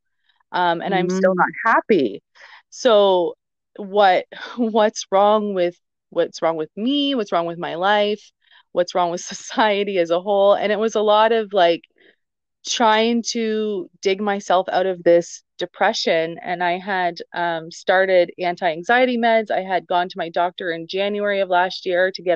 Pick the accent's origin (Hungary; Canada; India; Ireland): Canada; Southern Ontario; moved away as an adult; also born or lived in Western Canada; now in London, Canada; I'm originally from Southern Ontario.